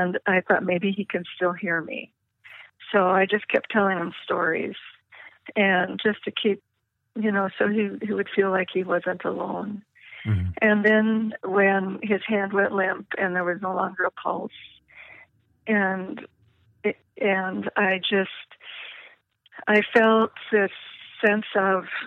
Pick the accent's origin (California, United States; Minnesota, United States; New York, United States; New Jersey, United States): Minnesota, United States; Eddie was from Minnesota, and I was from Minnesota